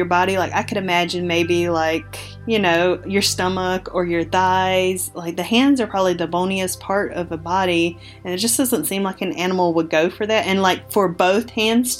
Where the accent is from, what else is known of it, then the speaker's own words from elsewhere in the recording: Robeson County, North Carolina, United States; growing up in Robinson County